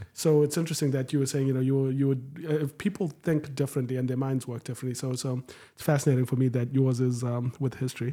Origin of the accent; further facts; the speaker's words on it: Harare, Zimbabwe; moved away as an adult; also born or lived in Jackson; now in United States; so I'm from Zimbabwe, uh, born and bred, grew up in Harare